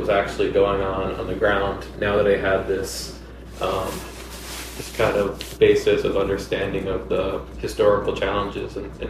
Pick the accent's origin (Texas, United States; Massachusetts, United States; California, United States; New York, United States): New York, United States; moved away as an adult; also born or lived in Aguadilla, Puerto Rico; now in Adjuntas, Puerto Rico; So I'm a New Rican, so that means I'm Puerto Rican. My family's from here. I was born and raised in New York, and like many New Yorkers, spent most of my life coming back and forth to Puerto Rico.